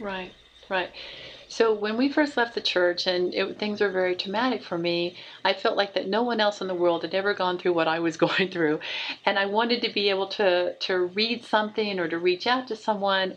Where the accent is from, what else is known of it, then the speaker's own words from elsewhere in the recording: Oklahoma, United States; moved away; also born or lived in Dayton, Ohio; Oklahoma was my home state